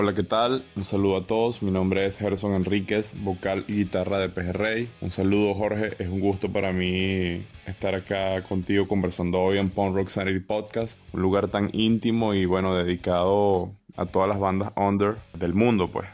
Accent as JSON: {"language": "Spanish", "country": "Venezuela", "said": "somos de Venezuela"}